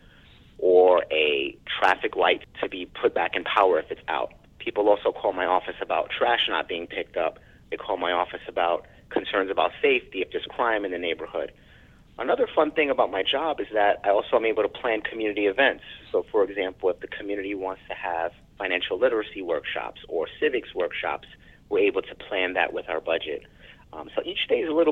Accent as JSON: {"language": "English", "town": "New York City", "region": "New York", "country": "United States", "said": "I'm a New Yorker"}